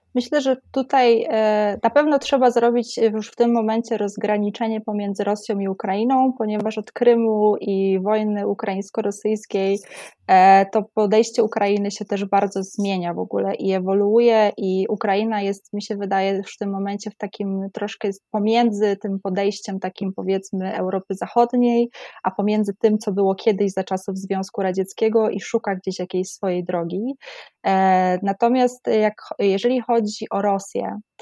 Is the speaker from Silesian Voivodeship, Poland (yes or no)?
no; Oświęcim, Lesser Poland, Poland; moved away as an adult; Ja jestem ze Święcimia